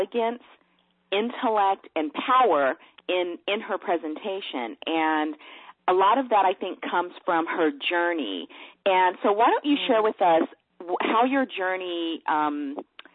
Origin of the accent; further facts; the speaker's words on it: Los Angeles, California, United States; moved away; also born or lived in Dallas, Texas; I was raised in San Pedro, California, so it's on the coast